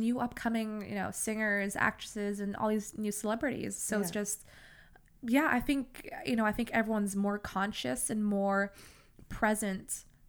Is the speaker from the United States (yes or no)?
no; Singapore; I grew up in Singapore, right?